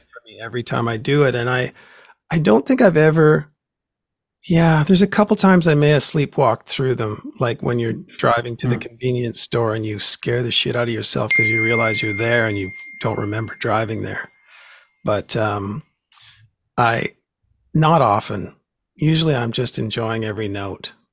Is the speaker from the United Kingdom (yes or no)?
no; Vancouver, British Columbia, Canada; here in Vancouver